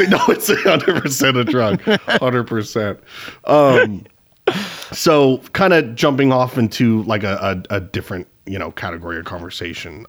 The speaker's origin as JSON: {"language": "English", "town": "Spokane", "region": "Washington", "country": "United States", "tie": "born or raised there", "said": "my hometown of Spokane, Washington"}